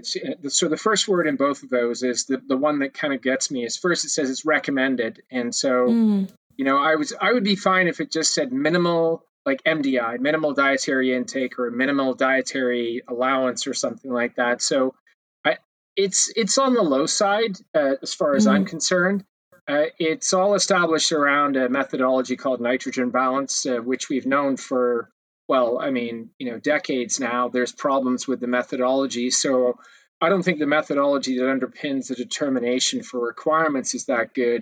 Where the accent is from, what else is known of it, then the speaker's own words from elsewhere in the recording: Canada; as a Canadian